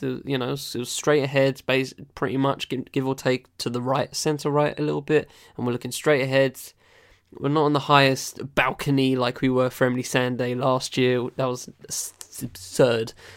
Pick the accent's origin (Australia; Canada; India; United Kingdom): United Kingdom; I'm a British guy